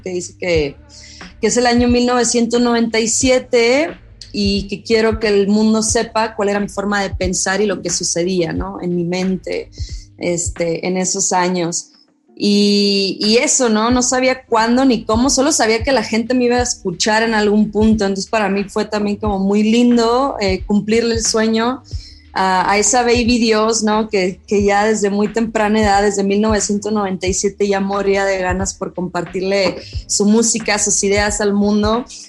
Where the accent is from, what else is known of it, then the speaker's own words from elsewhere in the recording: Monterrey, Nuevo León, Mexico; moved away as an adult; now in Mexico City, Mexico; nací, crecí en Monterrey